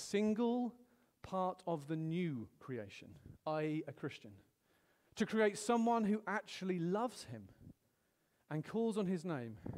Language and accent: English; United Kingdom; I'm British